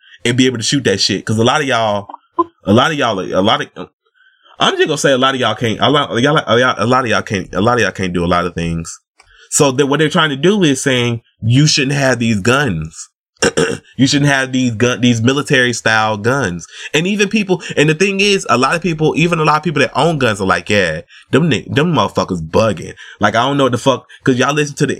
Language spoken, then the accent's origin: English; the South, United States; I'm from the South